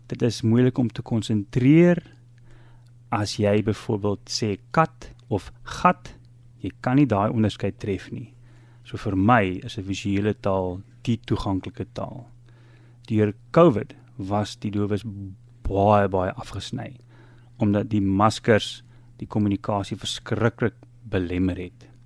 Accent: Zambia; born there; Uh ek is doof gebore in Zambië amper 60 jaar terug in 'n gemeenskap waar malaria baie baie uh, oral was.

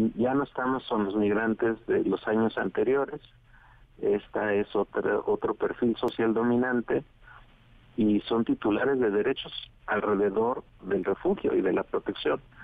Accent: Mexico; un tercio somos mexicanos

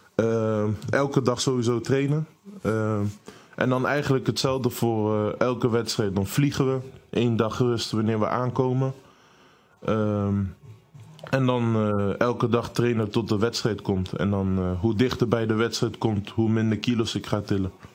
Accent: Netherlands; Eh, ik ben hier opgegroeid, ik ben hier geboren.

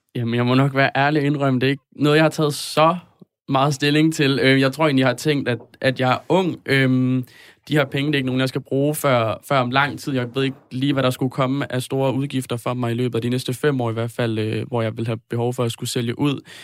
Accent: north of Aarhus, Central Denmark Region, Denmark; Jeg kommer fra Rigskov, lidt nord for Aarhus.

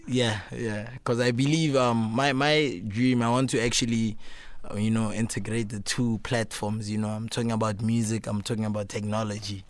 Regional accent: Pretoria, Gauteng, South Africa; I grew up, um, in Pretoria North

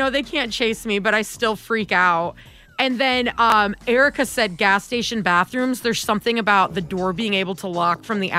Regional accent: the South, United States; Yeah, because I'm from the South.

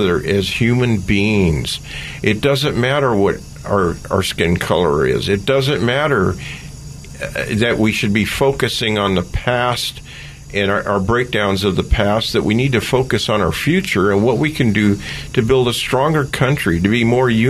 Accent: Oakland, California, United States; I grew up in East Oakland during the time of the race riots

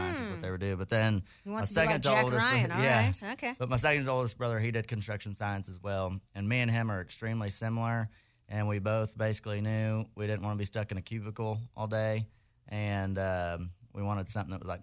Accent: Dallas, Texas, United States; moved away as an adult; now in College Station, United States; Originally from the Dallas area.

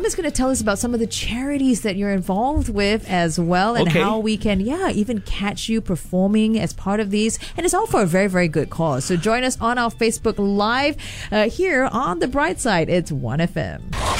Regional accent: Singapore; That makes me really proud as a Singaporean.

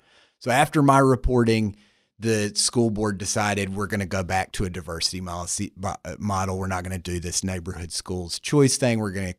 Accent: North Carolina, United States; I assure you that I'm not. I'm actually from the American South, North Carolina, to be specific. And I spent some years reporting there before I went to grad school.

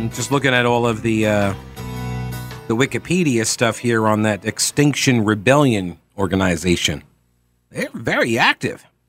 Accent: Long Island, New York, United States; my town where I grew up on Long Island

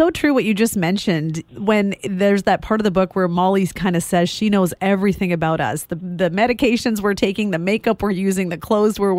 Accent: Vancouver, British Columbia, Canada; I'm from Vancouver, so it's the three of us who will be chatting with you today.

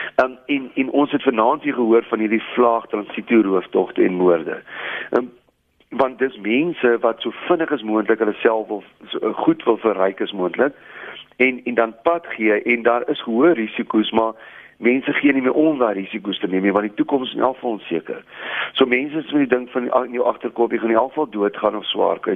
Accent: South Africa

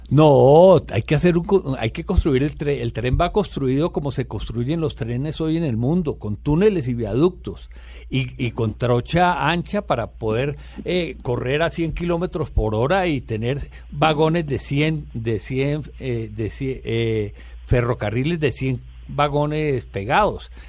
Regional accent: Valle del Cauca, Colombia; todos los vallecaucanos

